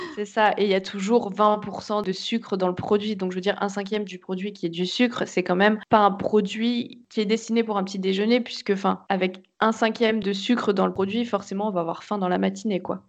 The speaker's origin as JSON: {"language": "French", "area": "Meurthe-et-Moselle", "region": "Grand Est", "country": "France", "tie": "born or raised there", "also_born_or_lived": "Nancy / Nantes", "said": "je suis donc originaire de Meurthe-et-Moselle et, j'ai eu la chance de grandir euh, donc à la campagne, euh, à la frontière entre la Moselle, les Vosges et l'Alsace"}